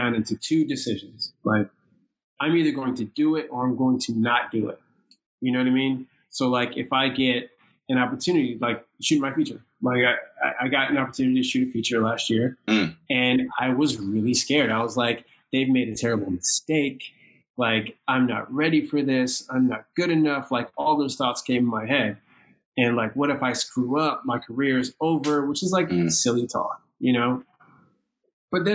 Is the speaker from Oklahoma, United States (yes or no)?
no; Virginia, United States; moved away as an adult; now in New York, United States; I grew up in Virginia and my decision to move to New York